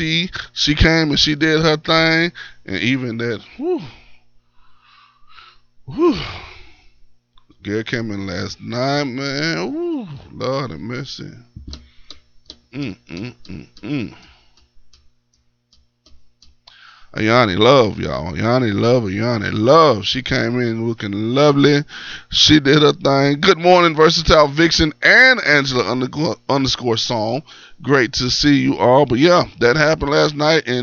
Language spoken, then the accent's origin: English; Columbia, Tennessee, United States; I'm from Columbia, I'm a Lion